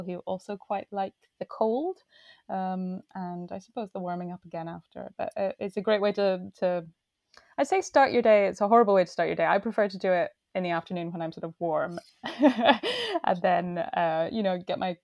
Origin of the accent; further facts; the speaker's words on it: Inverness, Scotland, United Kingdom; moved away as an adult; now in Orkney, United Kingdom; I grew up near Inverness